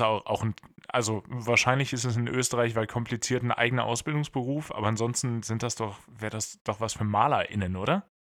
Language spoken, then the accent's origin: German; Bad Pyrmont, Lower Saxony, Germany; moved away; Leute aus Bad Pyrmont sind erstaunlich viel in den News, also da, wo ich herkomme